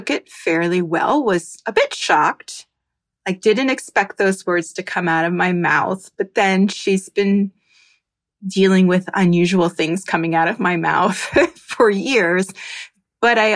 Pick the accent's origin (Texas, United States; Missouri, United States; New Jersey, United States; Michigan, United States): New Jersey, United States; now in Miami, United States